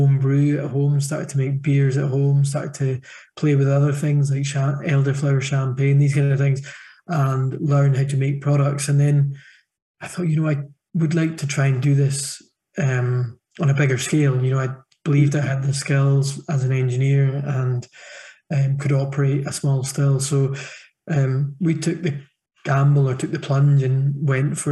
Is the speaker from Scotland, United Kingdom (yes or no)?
yes; Thurso, Scotland, United Kingdom; I grew up 8 miles west of Dunnet in a town called Thurso